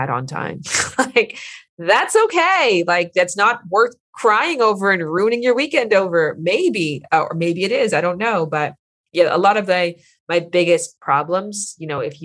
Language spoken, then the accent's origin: English; Canada; now in Los Angeles, United States; I'm from Canada